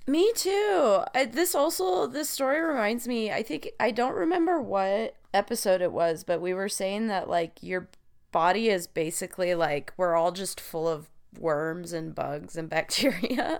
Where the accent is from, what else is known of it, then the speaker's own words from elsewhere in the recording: the West, United States; I grew up in the West in a really small town